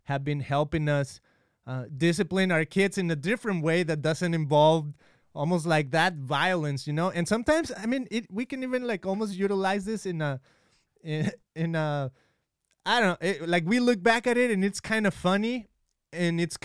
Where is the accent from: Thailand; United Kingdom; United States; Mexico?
Mexico; we are from Mexico